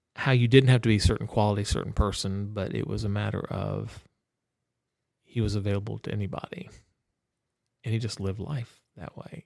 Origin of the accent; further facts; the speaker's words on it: Orlando, Florida, United States; moved away; also born or lived in Texas; growing up in Orlando. I knew all the back roads.